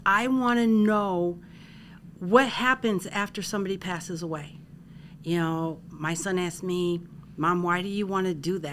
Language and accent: English; Parma, Ohio, United States; I am from Parma, Ohio, and I actually work for the county executive's office.